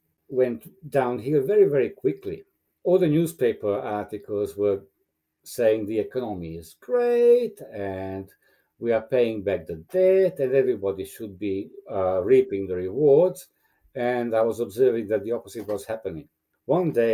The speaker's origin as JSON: {"language": "English", "country": "Romania", "tie": "born or raised there", "second_language": "English", "moved": "as an adult", "lives_now": "Australia", "said": "I was born in Romania as a Hungarian minority person, and we ended up leaving when I was around 20 from the Ceausescu regime"}